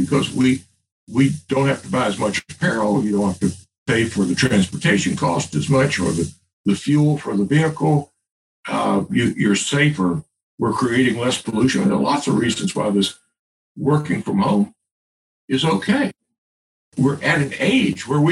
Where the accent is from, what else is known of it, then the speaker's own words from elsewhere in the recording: the South, United States; I'm as a Southerner